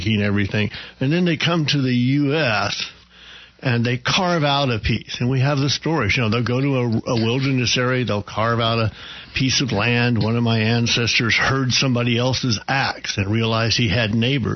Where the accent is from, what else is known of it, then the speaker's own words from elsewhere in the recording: Oklahoma, United States; moved away; a small town in Oklahoma where we're originally from